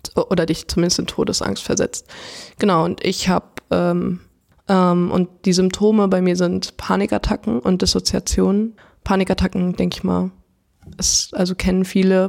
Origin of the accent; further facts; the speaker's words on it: Frankfurt, Hesse, Germany; ich komme aus Frankfurt gebürtig